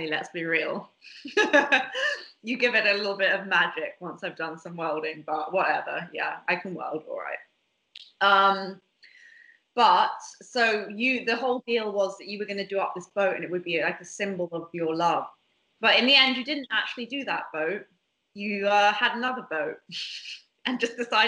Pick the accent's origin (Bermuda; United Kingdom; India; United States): Bermuda; I grew up in Bermuda